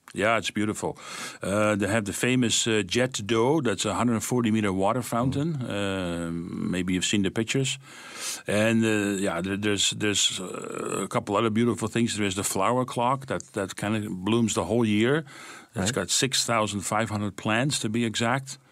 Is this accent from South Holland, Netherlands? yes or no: no; Amsterdam, North Holland, Netherlands; moved away; I was born and raised in that city